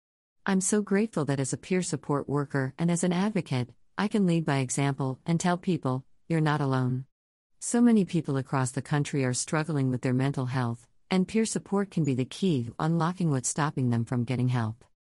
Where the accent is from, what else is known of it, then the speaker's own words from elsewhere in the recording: the South, United States; As a Black gay man growing up in the South, it was taboo even to talk about being gay, and it was especially taboo to talk about mental health.